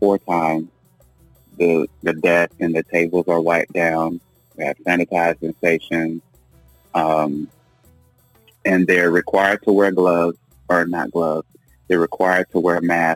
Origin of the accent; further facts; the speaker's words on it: Goldston, North Carolina, United States; now in Siler City, United States; I am originally from Golston, North Carolina